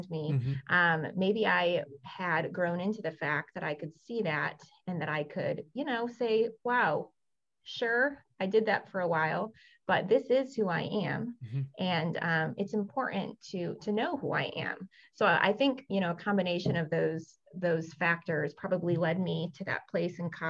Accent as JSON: {"language": "English", "region": "West Michigan", "country": "United States", "tie": "born or raised there", "also_born_or_lived": "South Korea", "said": "growing up in West Michigan"}